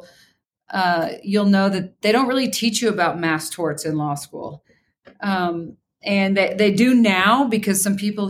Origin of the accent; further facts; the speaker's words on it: Kansas, United States; I grew up in Kansas